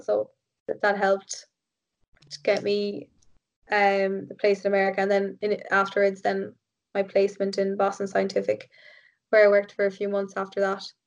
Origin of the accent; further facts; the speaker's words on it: Ireland; at the weekend I was like back to being Irish again